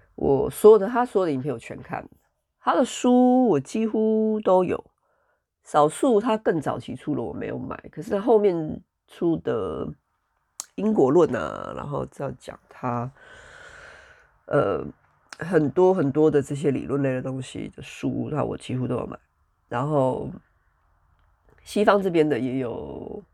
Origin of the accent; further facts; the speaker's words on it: Taiwan; moved away as an adult; also born or lived in Europe; 我从二零一五年开始，我真正地离开台湾 离开我的家乡， 离开我的家人， 然后到欧洲这边来生活